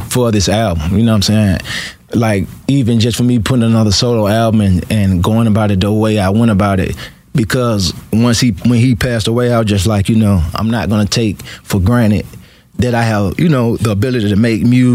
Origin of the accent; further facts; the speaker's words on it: Atlanta, Georgia, United States; also born or lived in Alabama; I grew up here